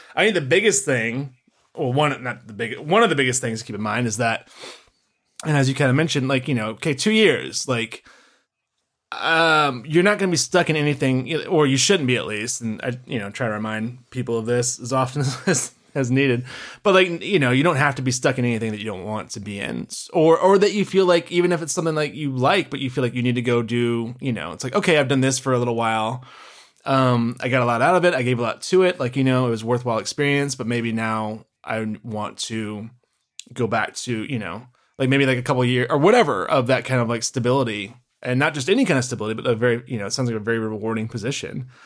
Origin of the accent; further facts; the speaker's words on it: Memphis, Tennessee, United States; moved away; good old Memphis, uh, my hometown.